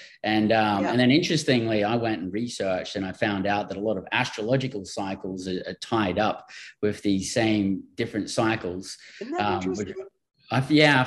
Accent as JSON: {"language": "English", "country": "Australia", "moved": "yes", "said": "I'm from Australia and I've traveled all over the world and lived in different countries"}